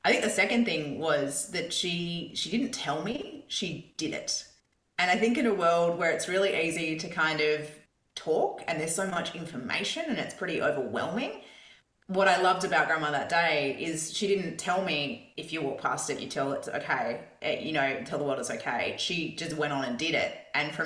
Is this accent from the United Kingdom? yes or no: no; Perth, Western Australia, Australia; in Perth, where I grew up in Scarborough